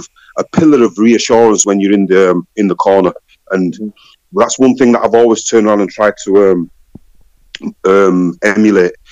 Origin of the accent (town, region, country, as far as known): Leeds, Yorkshire and the Humber, United Kingdom; also born or lived in Sheffield